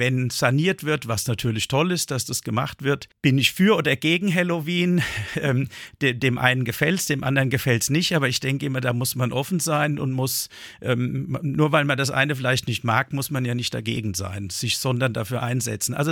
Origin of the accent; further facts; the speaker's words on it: Darmstadt, Hesse, Germany; Ich bin mal in Darmstadt zur Schule gegangen und hatte ja quasi statt 13 Jahren nur 12 Jahre Schule.